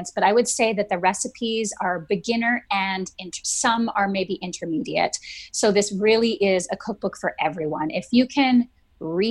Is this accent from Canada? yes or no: yes; Vancouver Island, British Columbia, Canada; I grew up on Vancouver Island